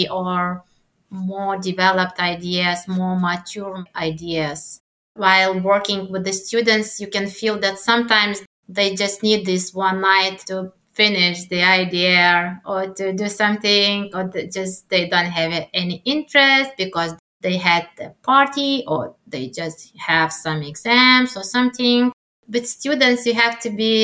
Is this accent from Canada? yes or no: no; Lithuania; English is a second language